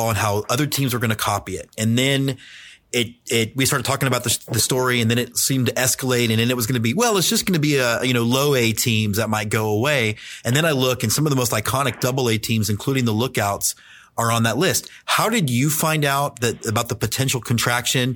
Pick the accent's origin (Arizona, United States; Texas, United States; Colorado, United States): Texas, United States; Houston; also born or lived in Austin, Texas; I grew up in Houston, Texas